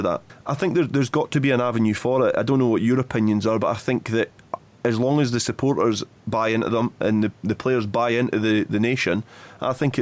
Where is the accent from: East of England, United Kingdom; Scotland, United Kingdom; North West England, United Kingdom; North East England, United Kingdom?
Scotland, United Kingdom